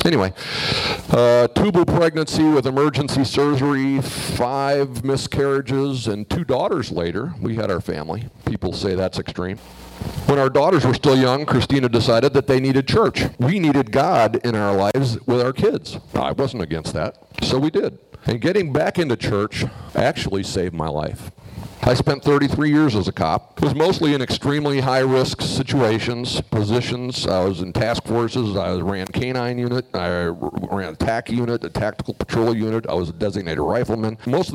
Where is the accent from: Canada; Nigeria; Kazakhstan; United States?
United States; suburbs of Minneapolis, Minnesota; moved away as an adult; I was raised in the suburbs of Minneapolis